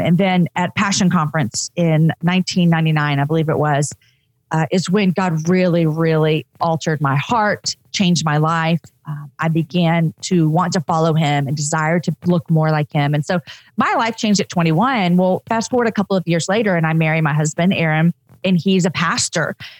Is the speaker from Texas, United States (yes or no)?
yes; Texas, United States; also born or lived in Austin, Texas; I'm a Texan